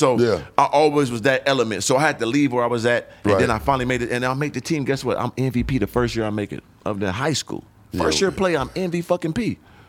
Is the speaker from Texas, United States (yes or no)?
no; San Diego, California, United States; also born or lived in Atlanta / Illinois / Phoenix; now in Los Angeles, United States; I grew up in San Diego. Then I went to like a junior college in Atlanta.